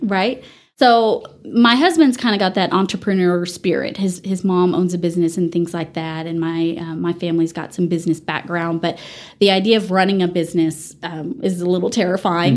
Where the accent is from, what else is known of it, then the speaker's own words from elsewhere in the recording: Dallas, Texas, United States; moved away as an adult; also born or lived in Canyon, Texas; now in Amarillo, United States; I grew up in the Dallas area